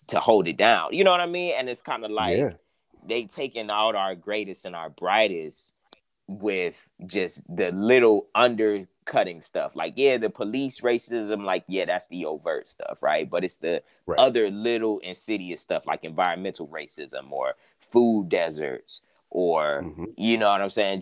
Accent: Cleveland, Ohio, United States; I'm originally from Cleveland, Ohio

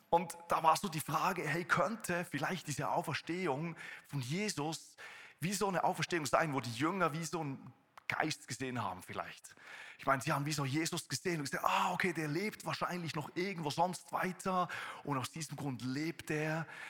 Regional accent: Switzerland; accent: Swiss German; first language Swiss German; German is a second language; moved away as an adult; now in Konstanz, Germany; Ich bin ein Schweizer, der versucht, Hochdeutsch zu sprechen.

